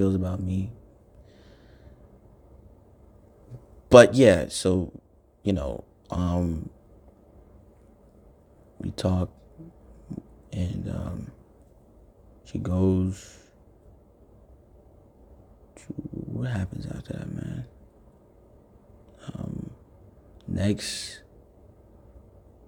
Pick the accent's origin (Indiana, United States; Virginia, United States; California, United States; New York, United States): New York, United States; I'm from New York